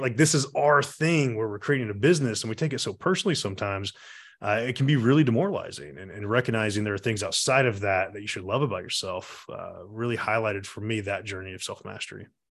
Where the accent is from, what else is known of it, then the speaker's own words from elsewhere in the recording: Atlanta, Georgia, United States; I was born and raised here in Atlanta